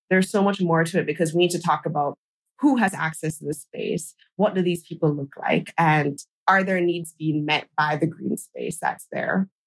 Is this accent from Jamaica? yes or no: yes; Kingston, Jamaica; my hometown in Kingston, Jamaica